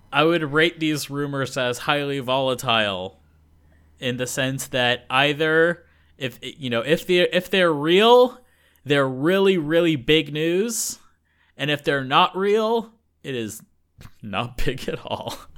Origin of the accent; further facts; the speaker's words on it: United States; moved away as an adult; now in Japan; I'm American